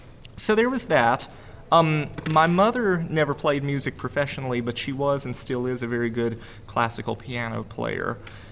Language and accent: English; St. Paul, Minnesota, United States; So, I'm proud to have been born and raised in St. Paul, Minnesota.